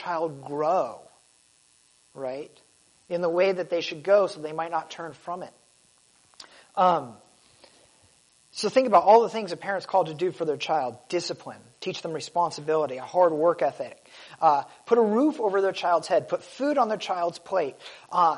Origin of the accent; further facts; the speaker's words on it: United States; I was born in America